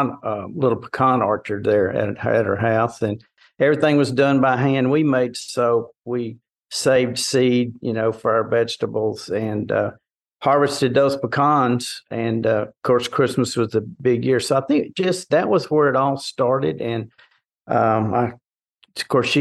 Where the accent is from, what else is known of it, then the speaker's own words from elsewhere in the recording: Port Arthur, Texas, United States; I grew up in Southeast Texas, down Port Arthur Groves area